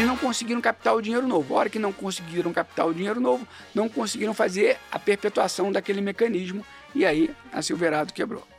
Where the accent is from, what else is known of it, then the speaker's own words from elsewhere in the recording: Rio de Janeiro, Brazil; moved away as an adult; now in São Paulo, Brazil; eu sou carioca, né, mais um desses que migrou para São Paulo. Eu migrei um pouco antes, migrei na época da faculdade